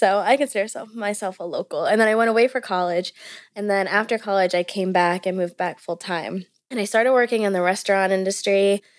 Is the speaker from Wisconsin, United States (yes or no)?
no; Maryland, United States; born there; also born or lived in Bermuda; I was born in Maryland, but I was only there to literally be born and like get my citizenship. And then I moved to Bermuda so I could get my citizenship there.